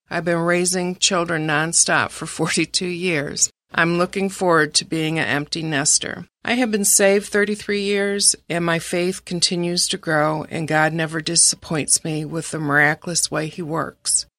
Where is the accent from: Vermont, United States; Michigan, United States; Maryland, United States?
Michigan, United States; Ferndale; I was raised in Ferndale, Michigan, which is a suburb of Detroit